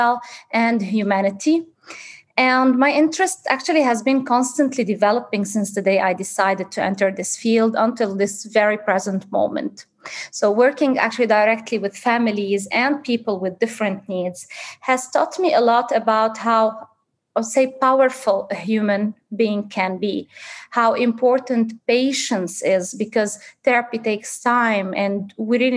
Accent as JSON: {"language": "English", "town": "Zahle", "region": "Beqaa", "country": "Lebanon", "tie": "born or raised there", "also_born_or_lived": "Beirut / Dubai", "moved": "as an adult", "lives_now": "Sydney, Australia", "said": "I'm actually originally Lebanese. I was born and raised in Zahle, a culturally rich city in the Bekaa region"}